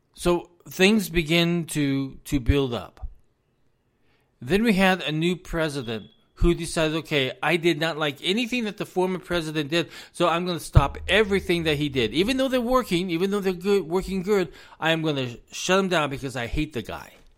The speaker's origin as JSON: {"language": "English", "country": "United States", "said": "I am an American citizen"}